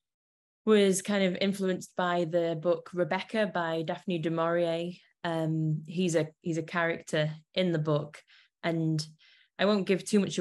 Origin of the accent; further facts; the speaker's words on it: Manchester, North West England, United Kingdom; born and raised. So kind of always, well, I've done a lot of traveling, but I always come back, yeah, to Manchester